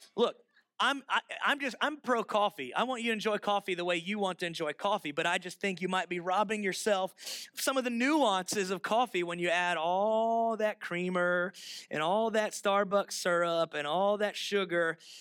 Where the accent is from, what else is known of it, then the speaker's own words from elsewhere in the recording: Florida, United States; moved away; I'm from Florida